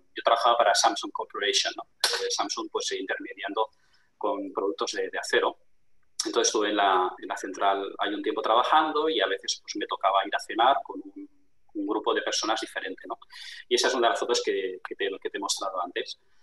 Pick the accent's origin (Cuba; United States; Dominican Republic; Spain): Spain; Barcelona, Catalonia; moved away as an adult; now in La Rioja, Spain; yo me crié en Barcelona, pero vivo en, La Rioja